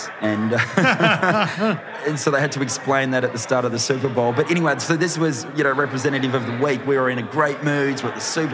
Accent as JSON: {"language": "English", "country": "Australia", "said": "I'm from Australia"}